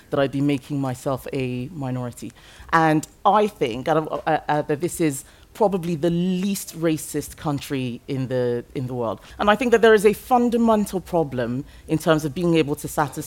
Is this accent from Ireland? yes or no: no; Lagos, Nigeria; English is a second language; now in United Kingdom; I grew up in Nigeria. My ethnic group is Yoruba. I speak English as a second language. And my ethnic group for where I lived, which was Lagos